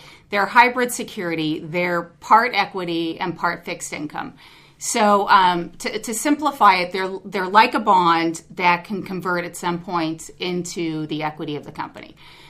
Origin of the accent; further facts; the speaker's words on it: New York, United States; born there; also born or lived in Baton Rouge / Mexico / Los Angeles; Well, the schooling part took place in LA, but we moved around a lot. So I was born in New York. From there, we went to Baton Rouge, which is a little different place. And then from there, we went to Mexico, lived there for 4 years